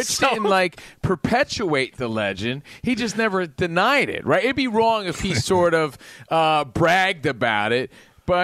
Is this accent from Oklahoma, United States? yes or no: no; Union, New Jersey, United States; from my hometown, Union, New Jersey.